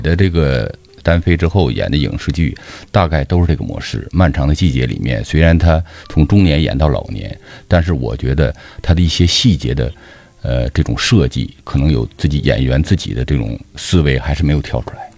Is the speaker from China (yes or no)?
yes; Northeast China, China; 首先我们作为东北人